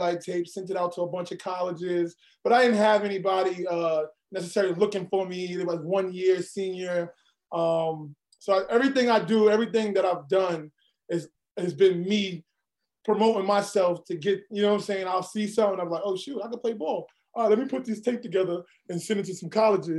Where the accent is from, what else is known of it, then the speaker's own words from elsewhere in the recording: New York City, New York, United States; also born or lived in Brooklyn, New York City; Born in Brooklyn, grew up in Queens